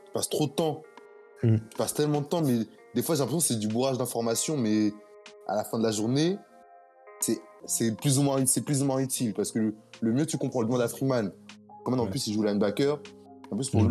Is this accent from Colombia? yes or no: no; France; moved away as an adult; now in United States; tous, les, Français ici, on est des survivants